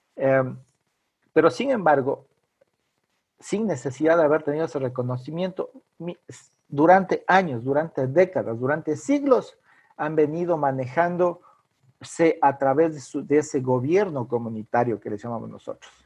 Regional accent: Ecuadorian Amazon, Ecuador; soy quichua de la Amazonía ecuatoriana.

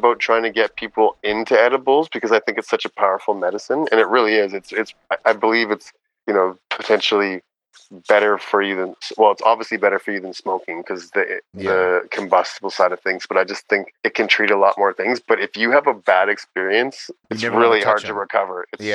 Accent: Canada; growing up in Canada

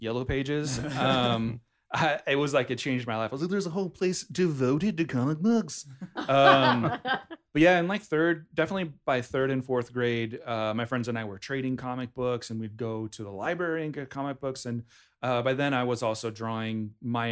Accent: Hayward, California, United States; I was born in Hayward, California

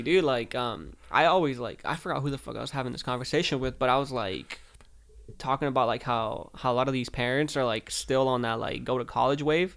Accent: Southern California, United States; I'm from California, small town in Southern California

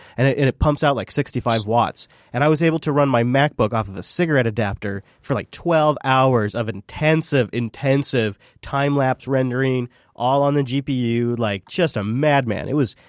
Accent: Pacific Northwest, United States; I am some dumbass from the Pacific Northwest, like ready to smile and nod to everybody walking by.

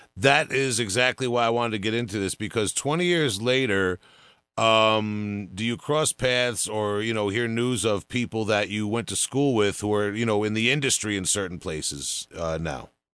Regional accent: Long Island, New York, United States; accent: Long Island; my Long Island accent

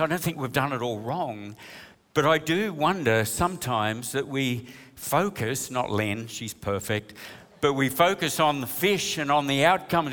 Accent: New South Wales, Australia; We're from New South Wales

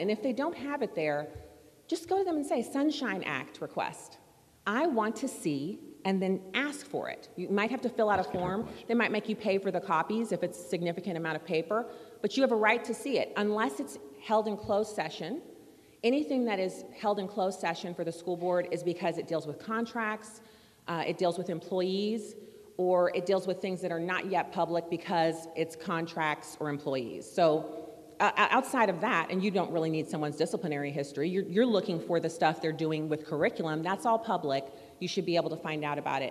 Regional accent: St. Louis County, Missouri, United States; We're from St. Louis County

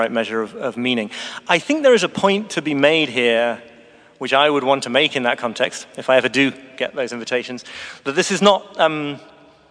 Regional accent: the north of Britain, the north of England, United Kingdom; I'm British too. And moreover, from a part of Britain in the north where you really do have to learn to find pleasure in a walk on a windy hillside

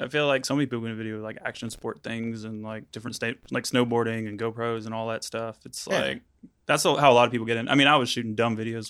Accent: Tennessee, United States; also born or lived in Florida; Mostly Tennessee though. I was born in Florida, but I only spent like a year there, so I don't know anything about it.

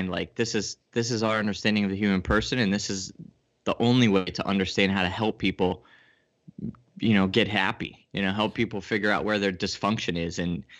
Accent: Connecticut, United States; Yeah, I'm in Connecticut. I grew up in Connecticut, and then I kind of traveled around a bit and took me everywhere, and then I kind of landed back here.

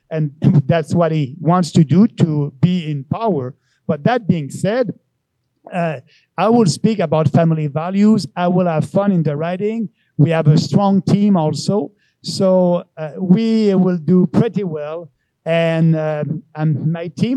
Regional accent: Beauce, Quebec, Canada; now in Montreal, Canada; I'm a guy from Montreal, originally from Beauce

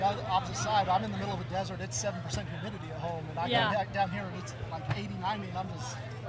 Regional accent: Colorado, United States; I'm from Colorado. I live at 6,800 feet above sea level.

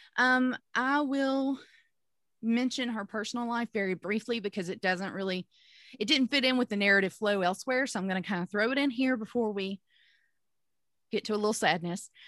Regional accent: Pontotoc, Mississippi, United States; my hometown of Pontotoc, Mississippi

